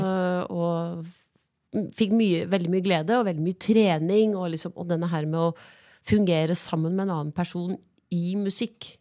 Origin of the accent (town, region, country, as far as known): Biri, Innlandet, Norway; also born or lived in Gjøvik